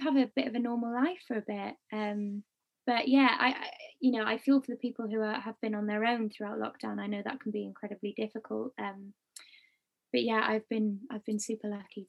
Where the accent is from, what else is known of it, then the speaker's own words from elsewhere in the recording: Wales, United Kingdom; We've been like a team of Welshies in the industry